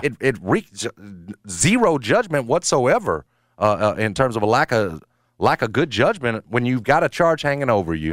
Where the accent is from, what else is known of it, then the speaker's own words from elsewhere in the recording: Memphis, Tennessee, United States; when I was growing up in Midtown, uh, going to that Union Avenue Tops